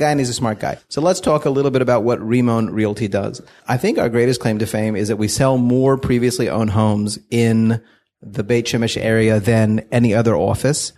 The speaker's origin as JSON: {"language": "English", "town": "Fort Worth", "region": "Texas", "country": "United States", "moved": "as an adult", "lives_now": "Israel", "said": "We're, we're from Fort Worth, Texas"}